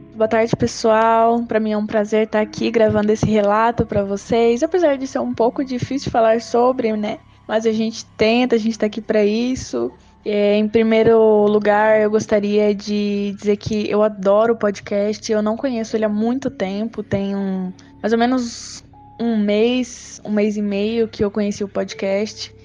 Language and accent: Portuguese; Chapada dos Guimarães, Mato Grosso, Brazil; eu sou do Mato Grosso, Chapada dos Guimarães